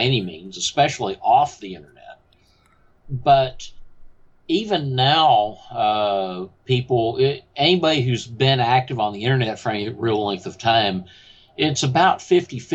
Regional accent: Houston, Texas, United States; I am from Houston, Texas, and my voice reflects that very thoroughly.

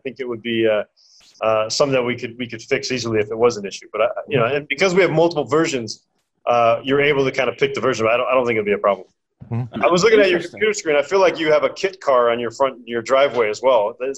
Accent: United States; I'm American, and I grew up on a Commodore 64

